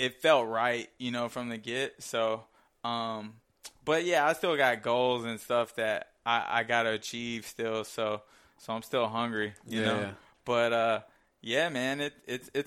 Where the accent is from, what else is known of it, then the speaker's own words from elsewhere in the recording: United States; I'm American. In America, man. Come to my land